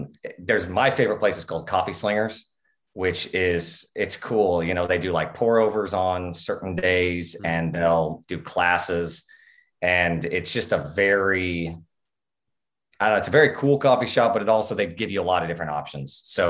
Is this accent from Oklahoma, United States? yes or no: yes; Oklahoma, United States; I am from Oklahoma